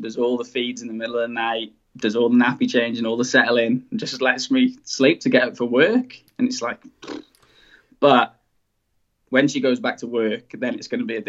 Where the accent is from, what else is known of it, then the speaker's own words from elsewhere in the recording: Wales, United Kingdom; moved away as an adult; now in Brisbane, Australia; as you said, I'm 28 years old. I'm originally from Wales. That's where I was brought up all my life. That's where I went to college, went to university. And then once I finished university 7 years ago, I moved to Brisbane, Australia.